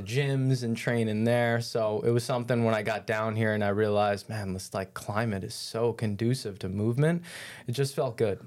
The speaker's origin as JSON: {"language": "English", "region": "New York", "country": "United States", "tie": "born or raised there", "moved": "as an adult", "lives_now": "St. Petersburg, United States", "said": "I grew up in New York, and out there, just where I grew up, was a lot more of an influence on, like, team sports and play"}